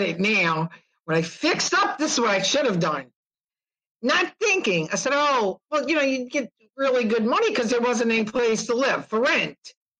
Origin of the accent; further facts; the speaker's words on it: New Orleans, Louisiana, United States; also born or lived in Georgia; I was born in New Orleans, raised in New Orleans, and grew up a couple of different places in Georgia.